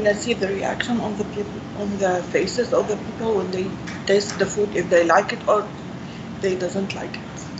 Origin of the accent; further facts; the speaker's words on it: Syria; now in United States; I'm from Syria.